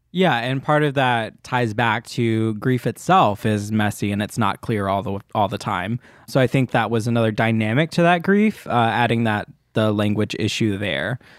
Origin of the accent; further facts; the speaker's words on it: Munford, Tennessee, United States; I'm from like north of Memphis, Tennessee, but it's from a town that no one will know